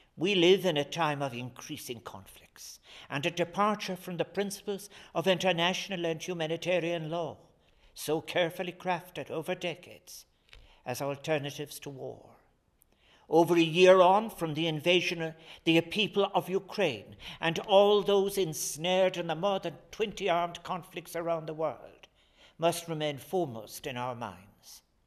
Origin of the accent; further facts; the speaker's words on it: Ireland; our national patron, St. Patrick